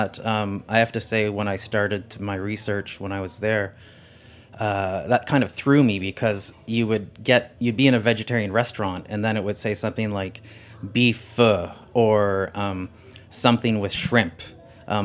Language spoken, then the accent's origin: English; Canada; I am a Canadian.